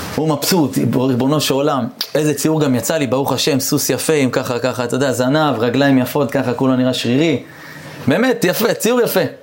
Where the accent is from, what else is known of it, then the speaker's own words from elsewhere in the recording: Eilat, Southern District, Israel; אני גדלתי באילת